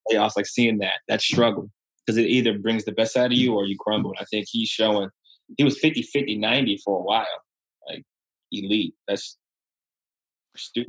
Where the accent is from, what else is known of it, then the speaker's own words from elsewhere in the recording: Ohio, United States; moved away; I'm from Ohio